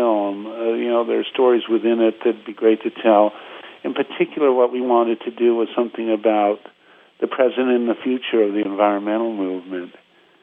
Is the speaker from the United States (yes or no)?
yes; San Francisco, California, United States; when I was a kid growing up in San Francisco